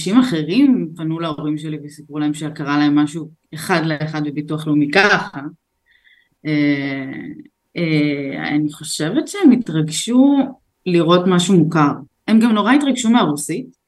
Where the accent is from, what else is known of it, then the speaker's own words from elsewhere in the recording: Beit She'an, Northern District, Israel; moved away as an adult; also born or lived in Azerbaijan; now in Tel Aviv, Israel; גדלתי בבית שאן